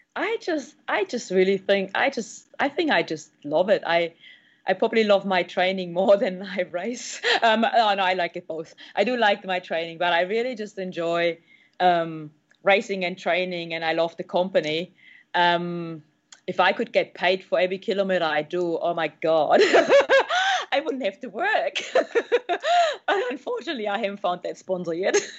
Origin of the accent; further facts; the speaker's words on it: Germany; now in New Zealand; I'm from Germany, and all I did back in the days was speed skating and you know triathlon